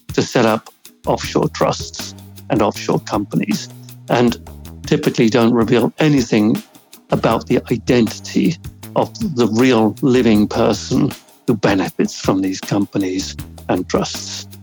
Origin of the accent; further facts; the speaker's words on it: Jersey; I grew up in Jersey in the late 50s, early 1960s.